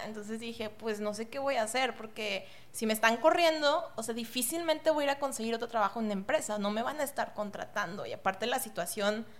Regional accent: Monterrey, Nuevo León, Mexico; soy de aquí de Monterrey, estuve en universidades aquí de Monterrey

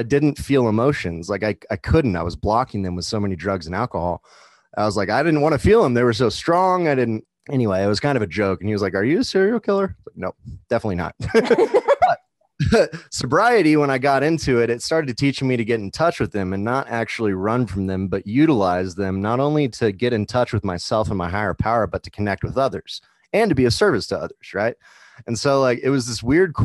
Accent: Kansas City, United States; now in Denver, United States; I'm from Kansas City, full-time musician in the Denver area

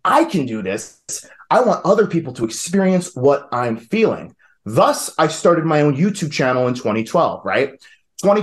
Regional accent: New York, United States; accent: New York; moved away as an adult; now in Asheville, United States; I am originally from New York, if you couldn't tell by the accent

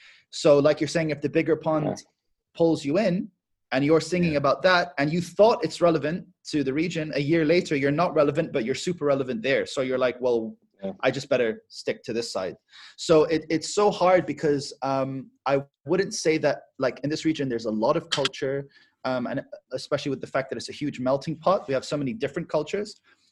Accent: Michigan, United States; also born or lived in Dubai, United Arab Emirates; It's just like, I'm from Michigan. That's it. I lived in Dubai, but I'm from Michigan.

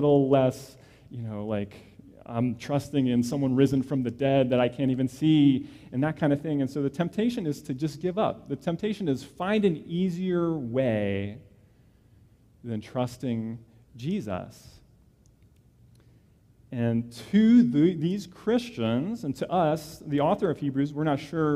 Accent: New Jersey, United States; I grew up in New Jersey

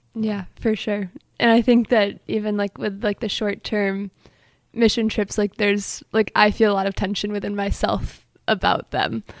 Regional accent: Allen Park, Michigan, United States; now in Ann Arbor, United States; I'm from Allen Park, Michigan. Grew up going to Allen Park Presbyterian Church

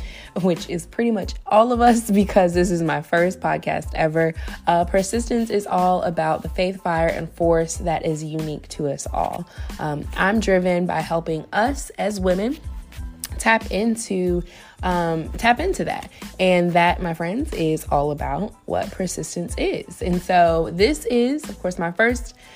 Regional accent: Virginia Beach, Virginia, United States; moved away as an adult; now in Richmond, United States; I was born and raised in Virginia Beach and relocated to RVA, or the Richmond area, just a little over 10 years ago

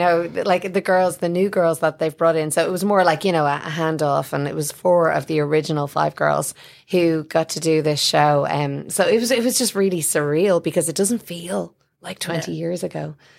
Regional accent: Ireland; now in United States

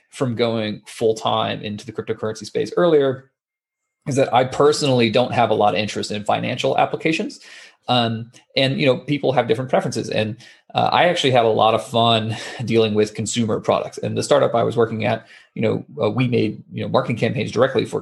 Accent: Atlanta, Georgia, United States; moved away as an adult; also born or lived in San Francisco; I grew up in Atlanta, Georgia, which is on the eastern side of the United States

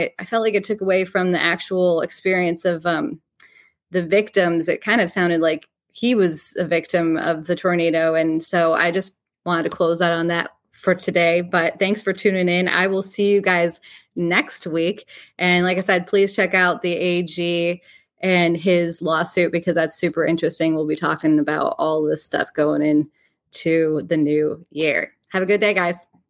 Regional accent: New York, United States; accent: northerner; now in Nashville, United States; I say it like a northerner. I'm from New York.

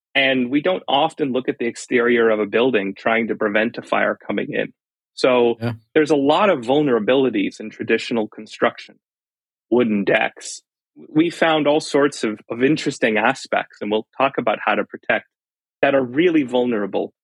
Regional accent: California, United States; moved away as an adult; also born or lived in East Coast; I grew up in California

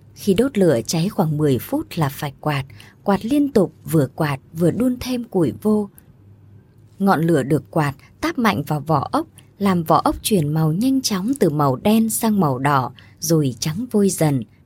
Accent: My Thanh village, Hiep Duc, Quang Nam, Vietnam; làng Mỹ Thạnh thuộc Hiệp Đức, Quảng Nam quê tôi nghèo

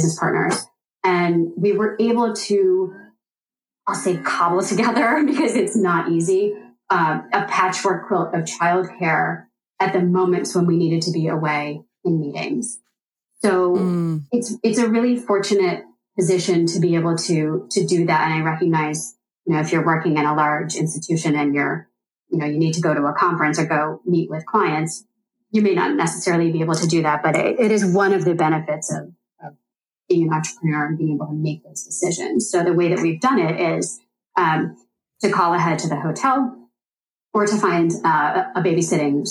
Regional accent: East Coast, United States; now in Midwest, United States; I am from the East Coast originally

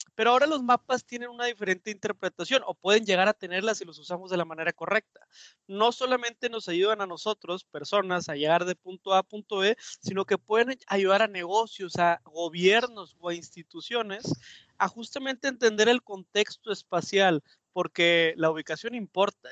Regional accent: Mexico

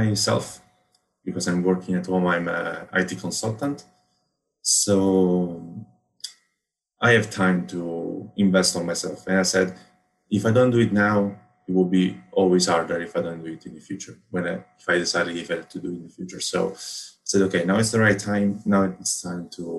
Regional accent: Rome, Lazio, Italy; I come from Rome, Italy

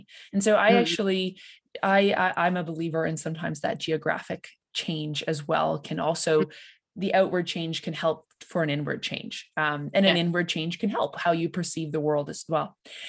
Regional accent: Ontario, Canada; I'm a believer, because I'm an implant from Ontario.

